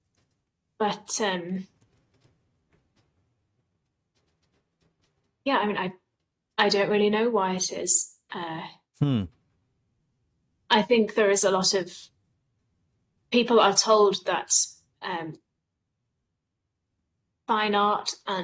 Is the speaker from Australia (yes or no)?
no; Leeds, Yorkshire and the Humber, United Kingdom; This is my hometown.